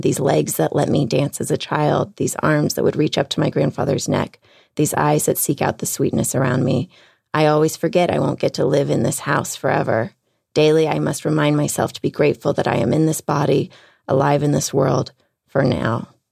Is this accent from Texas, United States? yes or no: yes; Houston, Texas, United States; moved away; I'm from Houston